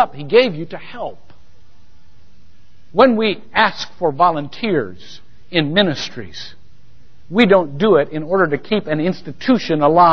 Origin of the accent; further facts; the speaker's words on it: Shelby, Ohio, United States; now in Longwood, United States; I attended First Methodist Church, Shelby, Ohio